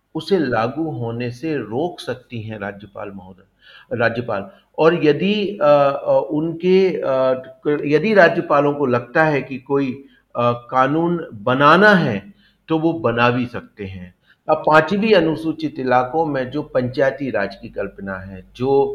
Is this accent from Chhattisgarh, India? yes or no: yes; Chhattisgarh, India; also born or lived in Madhya Pradesh (family origin) / Durg / Raipur; मूलतः हमारा परिवार एमपी का है आ, लेकिन मैं का का, काफ़ी वर्षों मेरे पिता बड़े पिताजी शुरू से ही छत्तीसगढ़ में रहे हैं